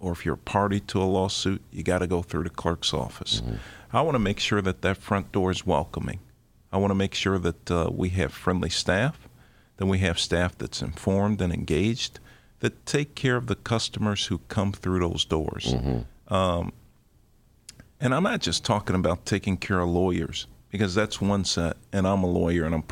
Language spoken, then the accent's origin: English; Chicago, Illinois, United States; also born or lived in Mississippi; I was born in Mississippi, raised in Englewood. I'm a proud graduate of Chicago Vocational High School